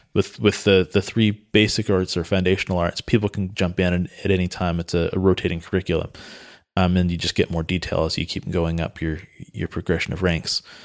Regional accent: Santa Cruz, California, United States; I grew up in Santa Cruz, which is in Northern California

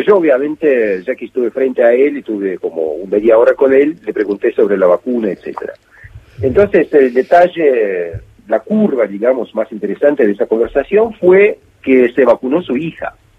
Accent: Montevideo, Uruguay; now in Moscow, Russia; crecí en Montevideo

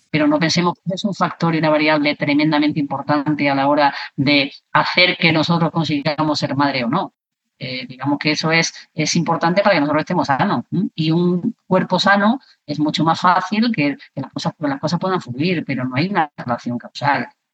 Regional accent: Granada, Andalusia, Spain; also born or lived in Córdoba; yo nací en Granada, pero, pero gran parte de mi tiempo, eh, lo he vivido también en Córdoba.

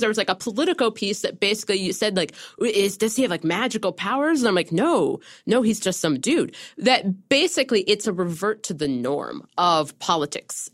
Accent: Ohio, United States; growing up in Ohio in two thousand four

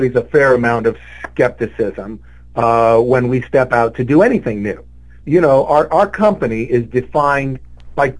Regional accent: Honolulu, Hawaii, United States; moved away; I grew up just above Waikiki in what was then a very, very old neighborhood called Makiki

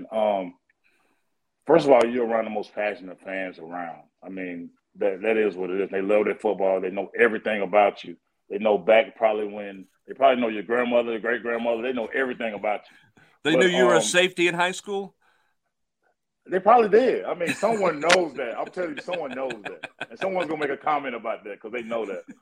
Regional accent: Tennessee, United States; We grew up together in Tennessee

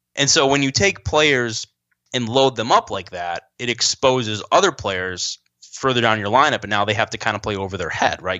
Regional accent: Rochester, New York, United States; I grew up in Rochester, New York

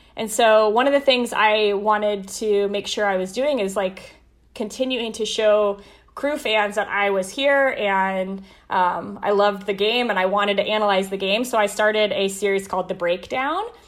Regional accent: Colorado, United States; moved away as an adult; now in Columbus, United States; I got to work for my hometown team for four years

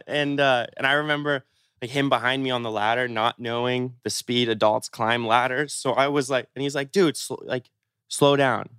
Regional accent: Seattle, Washington, United States; I grew up in Seattle

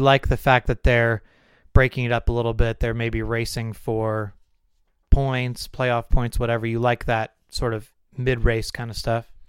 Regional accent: California, United States; when we were growing up in California

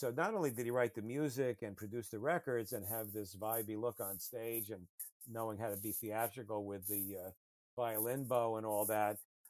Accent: United States; the U.S. is a pretty big place and it's my home country

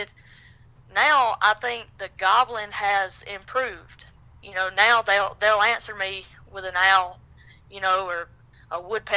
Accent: Reform, Alabama, United States; I'm from North Pickens, a small town called Reform, Alabama. And I've hunted here all my life. I was born and raised here.

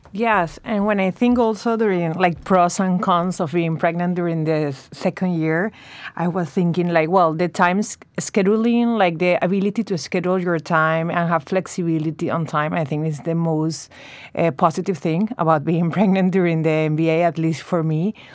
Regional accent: Venezuela; moved away as an adult; also born or lived in Chicago, United States; now in New York, United States; I'm from Venezuela, and we moved to the States four years ago, my husband

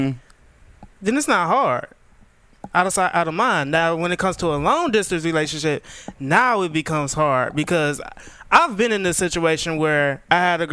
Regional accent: Detroit, Michigan, United States; I'm from Detroit

